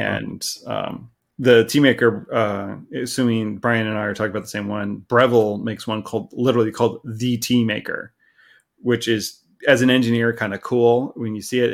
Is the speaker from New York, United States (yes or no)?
no; Southern California, United States; moved away as an adult; also born or lived in Kitchener, Ontario; now in Vancouver, Canada; I grew up in Southern California.